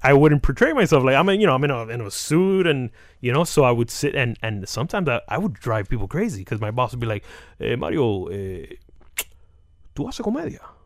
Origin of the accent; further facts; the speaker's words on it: Hialeah, Florida, United States; I'm some kid from Hialeah